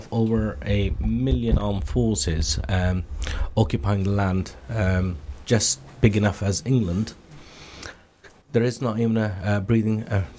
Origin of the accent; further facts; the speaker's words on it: Jammu and Kashmir, India; moved away as an adult; now in United Kingdom; I was born and brought up in the Indian occupied Kashmir. It's where I came from, and I'm proud to be coming from that land. I've been here for the last 20 years, but I go back and my whole family is in Indian occupied Kashmir.